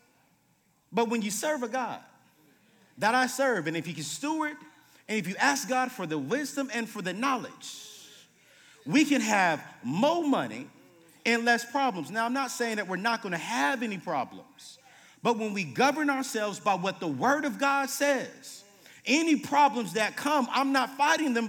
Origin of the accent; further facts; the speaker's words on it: Fayetteville, North Carolina, United States; moved away; I grew up in Fayetteville, North Carolina